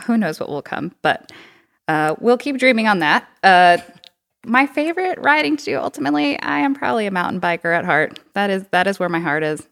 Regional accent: Texas, United States; also born or lived in Boston, Massachusetts / Madison, Wisconsin; now in Bentonville, United States; I'm originally from Texas

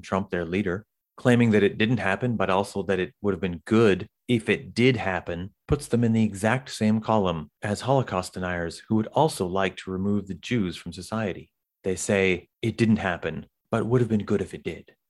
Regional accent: Canada; I'm from Canada

